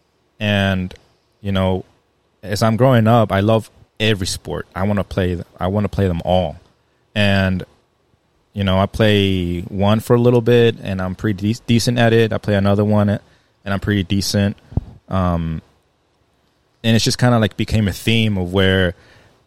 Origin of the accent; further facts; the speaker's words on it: Maryland Heights, Missouri, United States; growing up here in St. Louis, I grew up in Maryland Heights